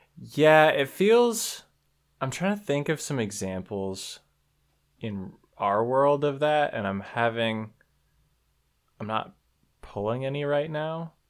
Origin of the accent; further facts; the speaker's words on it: near Sacramento, California, United States; now in Minnesota, United States; I grew up in California, uh, near Sacramento, actually